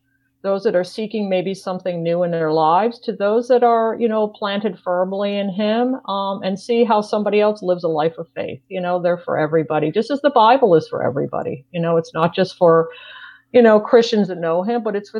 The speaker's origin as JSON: {"language": "English", "region": "New York", "country": "United States", "tie": "born or raised there", "moved": "yes", "said": "I grew up in New York, have a lot of relatives that still live in New York"}